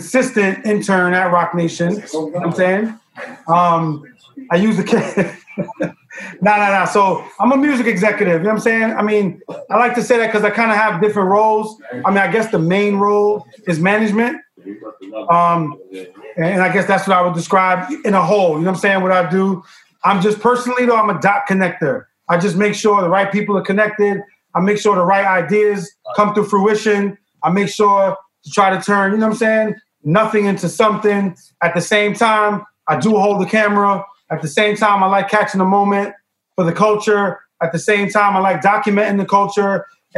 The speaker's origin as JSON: {"language": "English", "town": "New York City", "region": "New York", "country": "United States", "said": "I'm from the Bronx"}